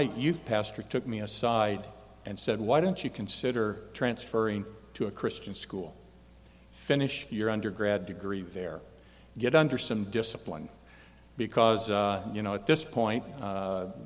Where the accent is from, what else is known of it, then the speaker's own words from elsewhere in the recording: Indianapolis, Indiana, United States; moved away as an adult; also born or lived in Michigan; Indianapolis, my hometown